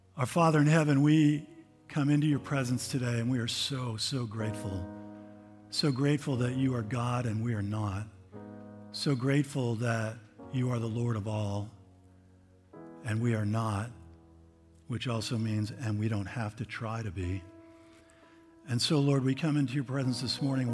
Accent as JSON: {"language": "English", "country": "United States", "said": "I'm an American"}